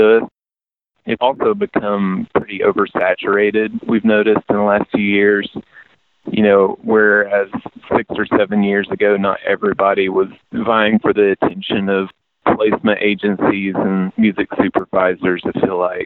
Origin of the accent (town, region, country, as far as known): East Tennessee, United States; born or raised there